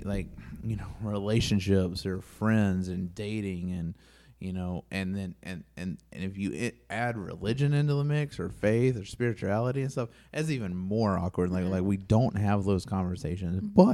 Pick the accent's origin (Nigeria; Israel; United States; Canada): United States; North Carolina; accent: Southern; moved away as an adult; now in Rhode Island, United States; I'm from North Carolina, and I've lived in Rhode Island for 11, 12 years now